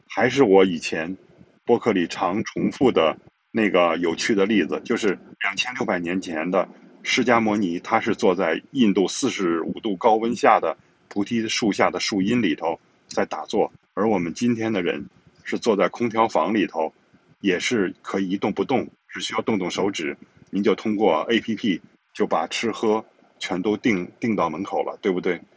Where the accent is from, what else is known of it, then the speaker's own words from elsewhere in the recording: China; 我们中国人以工业自强而骄傲